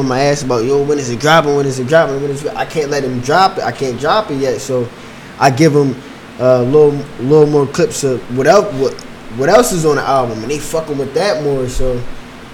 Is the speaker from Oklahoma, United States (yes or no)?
no; Philadelphia, Pennsylvania, United States; We come from Philly